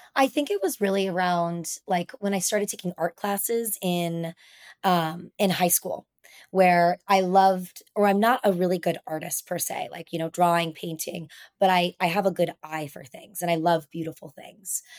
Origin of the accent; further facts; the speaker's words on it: Reno, Nevada, United States; now in San Diego, United States; growing up in Reno, Nevada, in the mountains